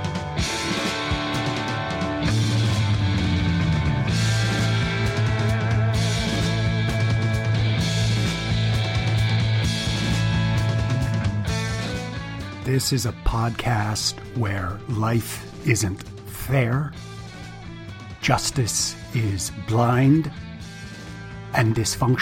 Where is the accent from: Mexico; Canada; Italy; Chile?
Canada; I'm Canadian